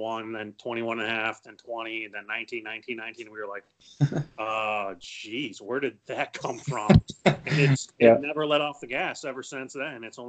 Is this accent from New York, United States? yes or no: yes; Cayuga Lake, New York, United States; We had a cottage on Cayuga Lake when I was a kid, and I would go there